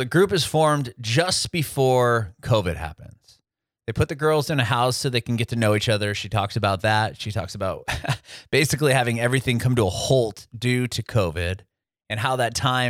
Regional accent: San Diego, California, United States; I'm from San Diego originally.

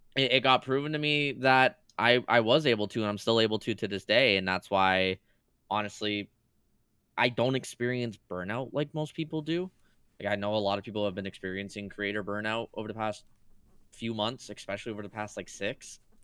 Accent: Canada; I'm Canadian

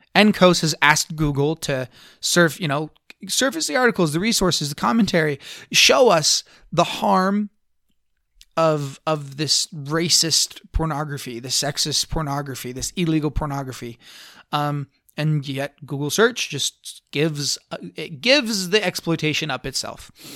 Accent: Blanding, Utah, United States; I grew up in Blanding, Utah. My little hometown, super, super conservative

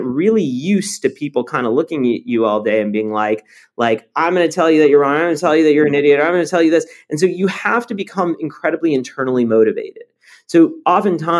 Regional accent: Los Angeles, California, United States; English is a second language; also born or lived in Paris, France; growing up

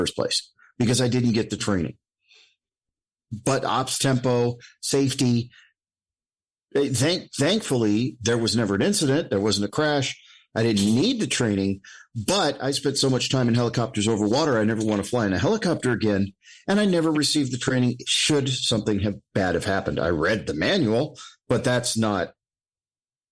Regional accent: Alaska, United States; I grew up in Alaska, so cold wasn't an issue.

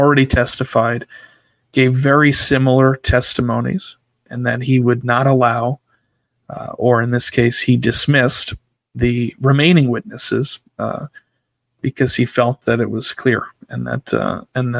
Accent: Rhode Island, United States; moved away; I grew up in Rhode Island. I'm no foreigner to the New England area.

